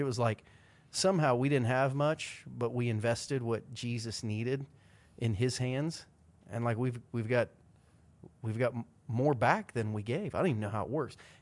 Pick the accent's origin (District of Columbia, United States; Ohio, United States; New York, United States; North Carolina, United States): Ohio, United States; Southern; Growing up in Southern Ohio